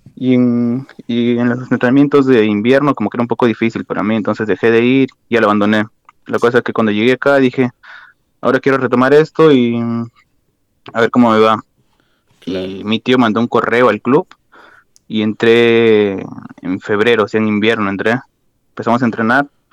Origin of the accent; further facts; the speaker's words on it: Lima, Peru; moved away as an adult; also born or lived in Ayacucho; now in Passau, Germany; prácticamente crecí en Lima todo